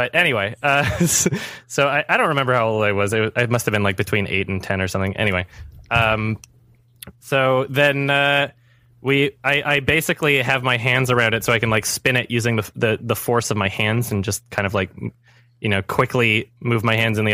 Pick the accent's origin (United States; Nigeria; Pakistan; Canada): Canada; Edmonton, Alberta; I grew up in Edmonton, Alberta, Canada, and it's way too cold there.